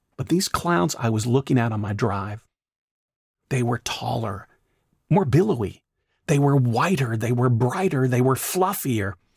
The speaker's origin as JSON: {"language": "English", "region": "Tennessee", "country": "United States", "tie": "born or raised there", "moved": "yes", "lives_now": "Atlanta, United States", "said": "when I was growing up in Tennessee"}